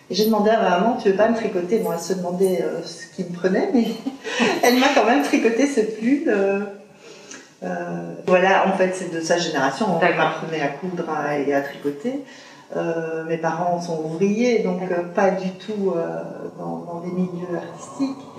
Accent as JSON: {"language": "French", "town": "Liège", "region": "Wallonia", "country": "Belgium", "tie": "born or raised there", "moved": "as an adult", "lives_now": "Brussels, Belgium", "said": "euh, je suis née à Liège, de parents euh, limbourgeois, donc euh, néerlandophone. Euh, j'ai fait études à Liège et puis je suis arrivée sur Bruxelles en 87."}